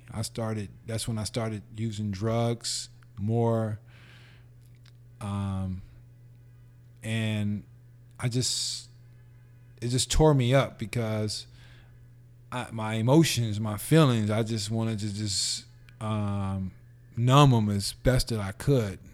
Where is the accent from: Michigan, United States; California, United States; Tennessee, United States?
California, United States; San Francisco; born or raised there; also born or lived in Los Angeles